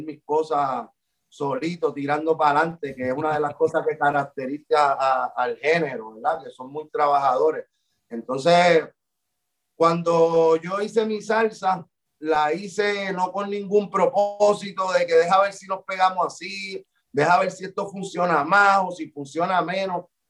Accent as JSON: {"language": "Spanish", "country": "Puerto Rico"}